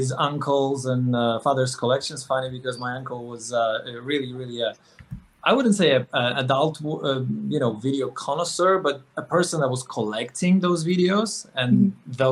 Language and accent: English; Poland; moved away; growing up in Poland, which is a super conservative Catholic society